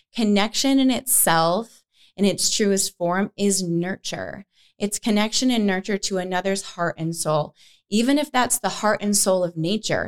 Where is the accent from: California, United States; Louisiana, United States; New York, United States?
New York, United States; moved away as an adult; also born or lived in Boston / San Francisco / Denver / Los Angeles; now in Arizona, United States; I grew up in New York. I moved to Boston right after high school